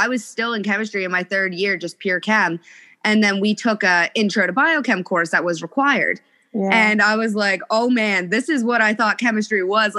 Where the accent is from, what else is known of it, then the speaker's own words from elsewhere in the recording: Canada; I'm Canadian. I live in a very small town.